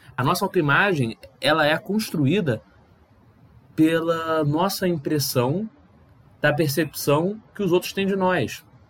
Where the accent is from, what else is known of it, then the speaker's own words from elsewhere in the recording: Rio de Janeiro, Brazil; eu nasci no Rio de Janeiro